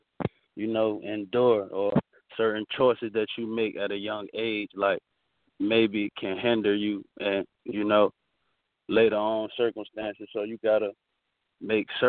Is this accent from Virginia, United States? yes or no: yes; Virginia Beach, Virginia, United States; I grew up in Virginia Beach, Virginia